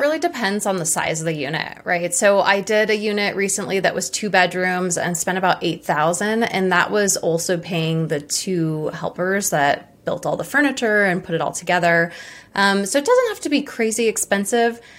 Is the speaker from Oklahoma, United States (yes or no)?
no; Hawaii, United States; I'm from Hawaii